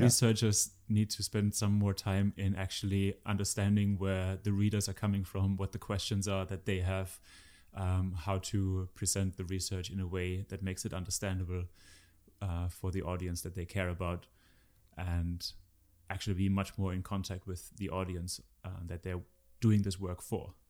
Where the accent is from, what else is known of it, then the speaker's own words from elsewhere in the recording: Germany; I'm from Germany